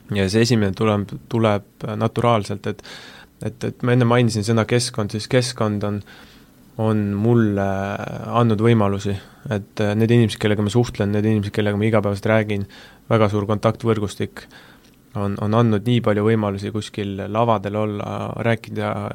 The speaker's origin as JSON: {"language": "Estonian", "town": "Tartu", "region": "Tartu County", "country": "Estonia", "moved": "yes", "said": "ma olen Tartust pärit"}